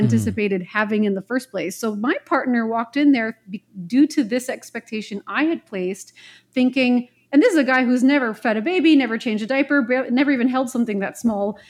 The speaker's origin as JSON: {"language": "English", "town": "Montreal", "region": "Quebec", "country": "Canada", "tie": "born or raised there", "also_born_or_lived": "Vancouver, British Columbia", "moved": "as an adult", "said": "I'm born and raised in Montreal, Quebec, Canada"}